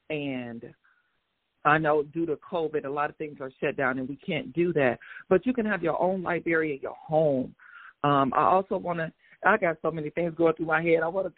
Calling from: Atlanta, Georgia, United States; I'm Midtown Atlanta.

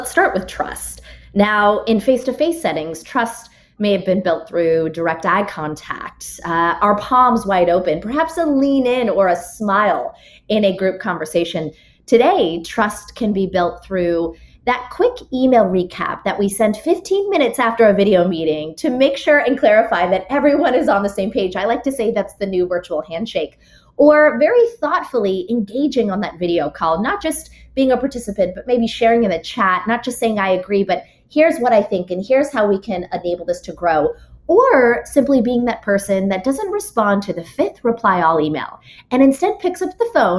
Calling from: Long Island, New York, United States; I am calling in from Long Island, where my constant life right now is traveling, being in New York and in other cities

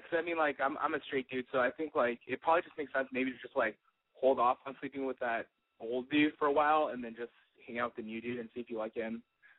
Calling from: San Francisco, California, United States; I'm 25. I'm calling from San Francisco.

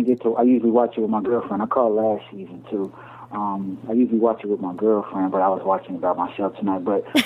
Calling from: Chicago, Illinois, United States; I'm calling from Chicago.

